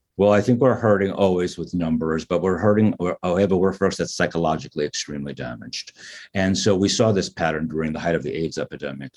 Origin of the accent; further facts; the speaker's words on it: United States; as an American